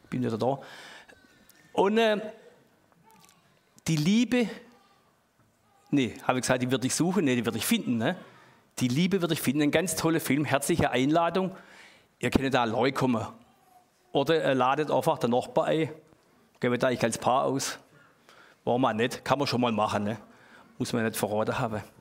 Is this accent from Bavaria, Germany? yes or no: no; Baden-Württemberg, Germany; Das ist halt bei uns im Schwabenland, haben wir die kleinen Äcker